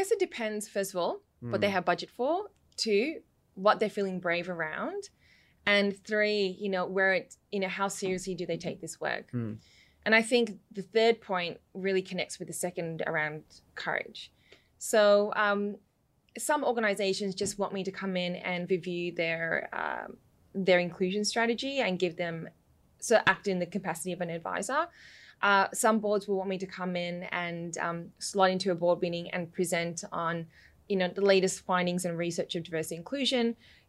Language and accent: English; London, United Kingdom; born there; because when I was born in London, in the area that we lived, there were a lot of Nigerians.